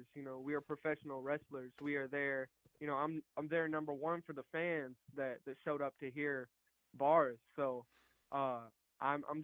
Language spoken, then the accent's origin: English; Alabama, United States; I'm from Alabama